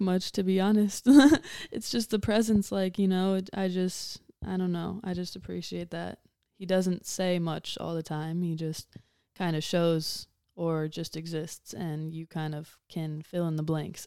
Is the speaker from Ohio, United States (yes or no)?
yes; Huron, Ohio, United States; I was raised in Huron, Ohio